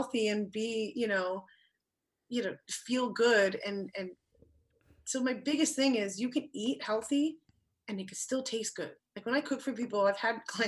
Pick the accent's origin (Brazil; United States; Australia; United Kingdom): United States; East Coast; now in Los Angeles, United States; I grew up in the East Coast